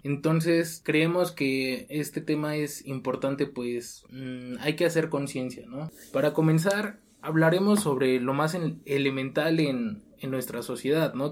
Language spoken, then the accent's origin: Spanish; Mexico; darse cuenta como mexicanos